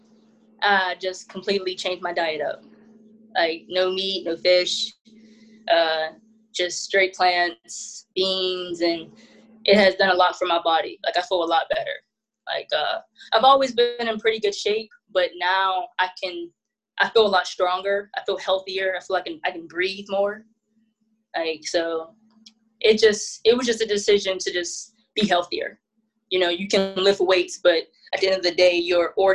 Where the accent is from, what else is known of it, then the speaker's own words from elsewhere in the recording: Pittsburgh, Pennsylvania, United States; I'm from Pittsburgh, so we have the Steelers, the Pirates, the Penguins